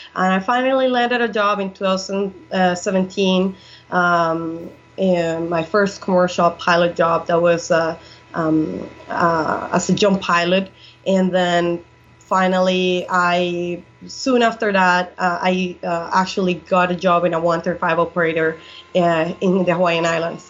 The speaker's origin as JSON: {"language": "English", "country": "Colombia", "tie": "born or raised there", "also_born_or_lived": "Seattle, Washington / Valle, Arizona", "second_language": "English", "moved": "as an adult", "lives_now": "United States", "said": "I was born and raised in Colombia until the age of 23"}